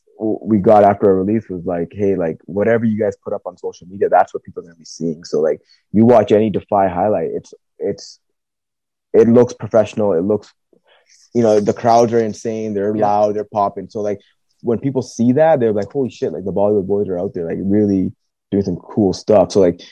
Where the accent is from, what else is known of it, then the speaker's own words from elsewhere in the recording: Pacific Northwest, United States; yeah, we're from the Pacific Northwest, but we didn't know what kind of reaction to expect.